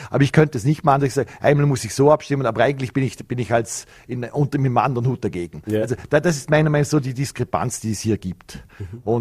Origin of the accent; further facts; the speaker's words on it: Vorarlberg, Austria; das war, meine, war meine Heimat und man hat dann auch gesagt, ich bin der, der, der grünste schwarze Bürgermeister äh, vom Vorarlberg.